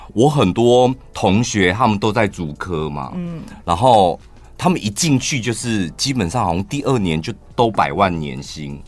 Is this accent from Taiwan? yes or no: yes; Taiwan; 我们全台湾，我们台中人、屏东人 花莲人